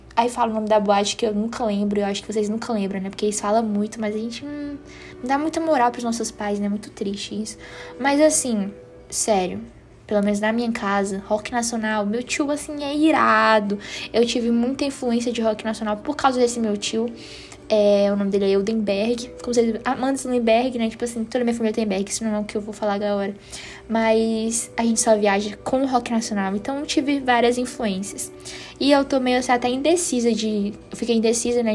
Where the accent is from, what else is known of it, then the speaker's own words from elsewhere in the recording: Northeast Brazil, Brazil; accent: Northeastern; eu sou nordestina, então meu sotaque é um pouquinho puxado